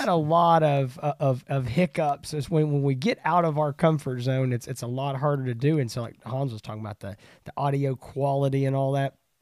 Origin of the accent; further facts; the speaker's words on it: East Texas, United States; we're both from East Texas